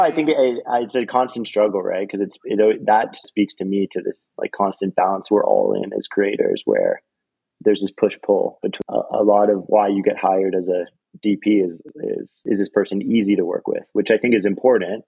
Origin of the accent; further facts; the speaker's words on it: Toronto, Ontario, Canada; now in Los Angeles, United States; So I grew up in, in Toronto, Canada, and which was a really beautiful and wonderful and diverse place to grow up.